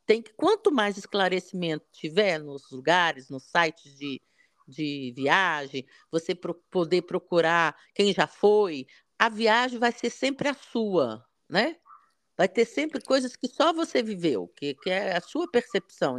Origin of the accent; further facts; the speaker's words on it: Brasília, Federal District, Brazil; eu nasci no, no em Brasília, né? Região de Cerrado, muito seco